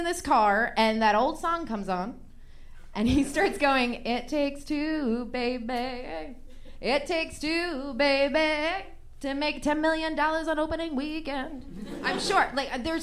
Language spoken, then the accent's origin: English; Long Island, New York, United States; I'm from Long Island